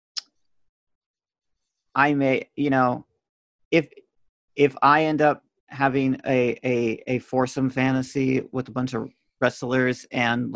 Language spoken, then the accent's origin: English; Florida, United States; I'm from Florida